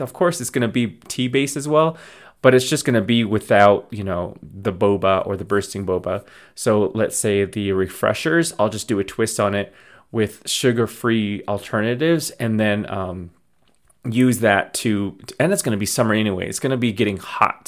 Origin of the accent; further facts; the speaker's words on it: Navajo Nation, United States; Navajo in general, that we're, we're an Athaca, Athabascan nomad tribe